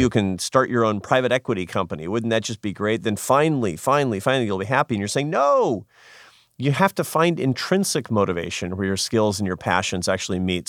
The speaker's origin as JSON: {"language": "English", "town": "Seattle", "region": "Washington", "country": "United States", "said": "I'm a city boy. I'm from Seattle."}